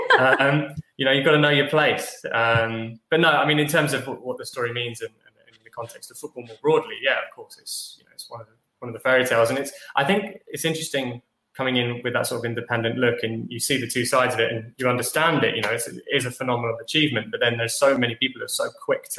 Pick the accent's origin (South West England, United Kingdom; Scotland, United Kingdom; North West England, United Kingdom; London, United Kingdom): London, United Kingdom; also born or lived in Nottingham; I grew up in London, spent some time in Nottingham, came to London